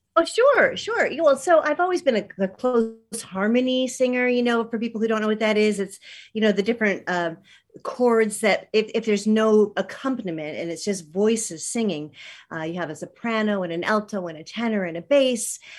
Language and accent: English; Michigan, United States; moved away as an adult; now in New York City, United States; I'm from Michigan